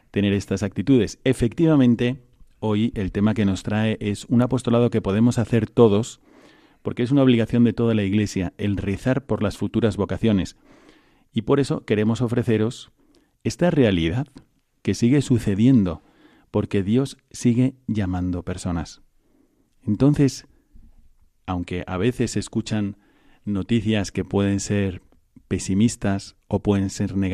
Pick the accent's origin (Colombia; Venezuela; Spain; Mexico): Spain; Ávila, Castile and León; also born or lived in Valladolid; Yo soy de, de Ávila.